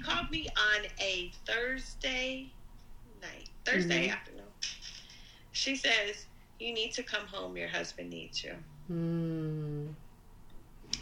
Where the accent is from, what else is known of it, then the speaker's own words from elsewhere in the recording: Texas, United States; moved away; also born or lived in Southern California; I'm from Texas.